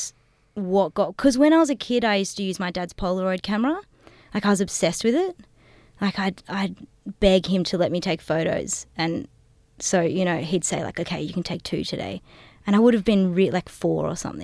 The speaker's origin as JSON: {"language": "English", "town": "Hazelbrook", "region": "New South Wales", "country": "Australia", "tie": "born or raised there", "said": "growing up in the Blue Mountains"}